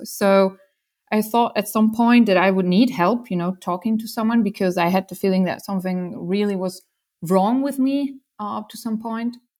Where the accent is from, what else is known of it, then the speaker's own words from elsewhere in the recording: Switzerland; I grew up in Switzerland